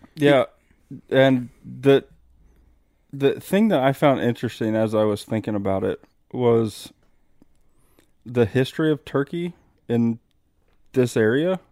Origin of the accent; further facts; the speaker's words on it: Midwest, United States; moved away; also born or lived in Arizona; growing up as a Midwesterner